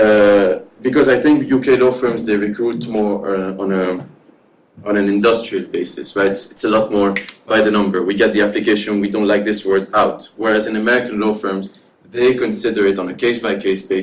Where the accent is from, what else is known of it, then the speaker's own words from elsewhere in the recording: Lebanon; also born or lived in Dubai, United Arab Emirates; now in London, United Kingdom; one in Lebanon, my home country, one in Dubai, where my parents live